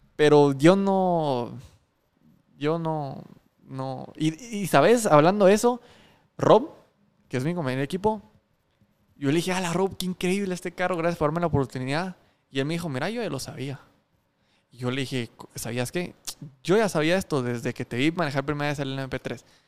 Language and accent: Spanish; Guatemala; cuando decís que sos guatemalteco